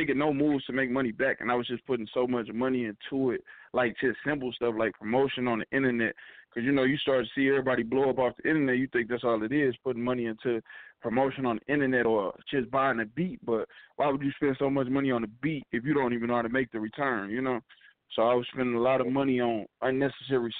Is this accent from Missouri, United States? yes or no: yes; St. Louis, Missouri, United States; I'm from St. Louis.